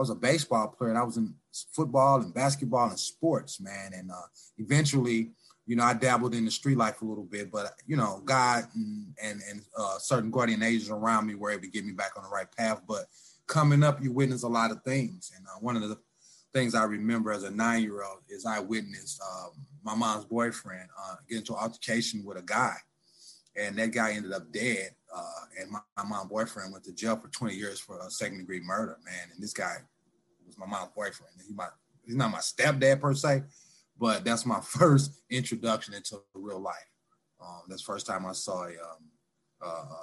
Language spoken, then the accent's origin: English; St. Louis, Missouri, United States; moved away as an adult; also born or lived in Independence, Missouri / Lee's Summit, Missouri / California; now in Kansas City, United States; Born and raised in South St. Louis